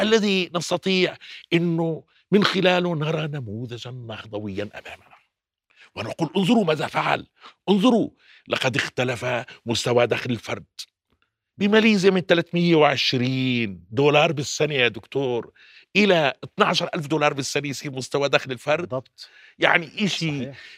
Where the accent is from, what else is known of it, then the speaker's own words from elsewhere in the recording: Jordan; عندنا بالأردن